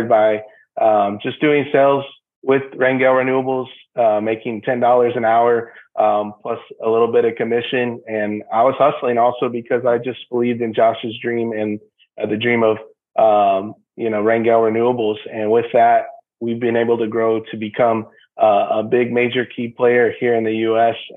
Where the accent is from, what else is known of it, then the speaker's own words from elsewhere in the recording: San Antonio, Texas, United States; moved away as an adult; now in Houston, United States; We're both born and raised in San Antonio. Now we're moved out here to Houston